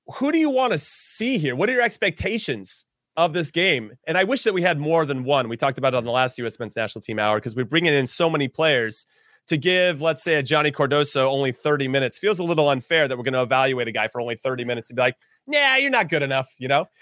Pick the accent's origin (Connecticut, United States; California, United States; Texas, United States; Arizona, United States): California, United States; Los Angeles; I was born and raised in L